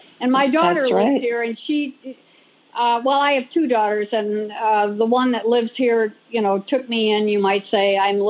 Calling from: Manhattan Beach, California, United States; Oh, I'm calling from Manhattan Beach, California.

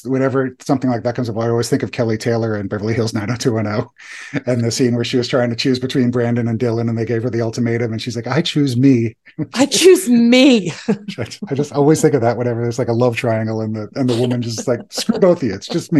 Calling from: Germany; English is a second language

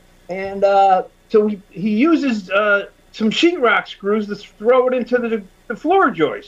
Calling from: Berlin, Connecticut, United States; I am Zooming from Berlin, Connecticut, which is right outside of Hartford, Connecticut.

